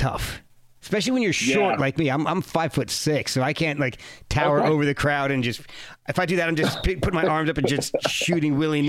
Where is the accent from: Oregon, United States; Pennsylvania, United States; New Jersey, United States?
New Jersey, United States; because I grew up in New Jersey, and something always came up when they would come around.